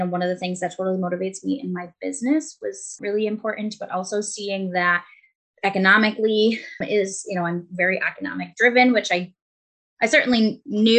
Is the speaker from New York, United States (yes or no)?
yes; Buffalo, New York, United States; I'm from Buffalo, New York